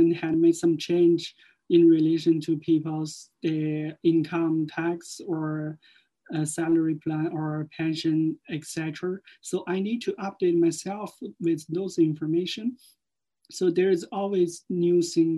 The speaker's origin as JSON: {"language": "English", "country": "China", "moved": "as an adult", "lives_now": "Cork, Ireland", "said": "I'm from China. I have been in Ireland for more than 4 years"}